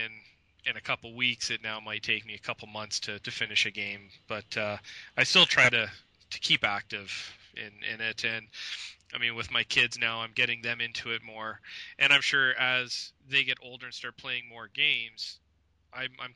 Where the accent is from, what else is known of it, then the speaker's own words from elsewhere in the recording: Canada; I'm in Canada. I'm Canadian.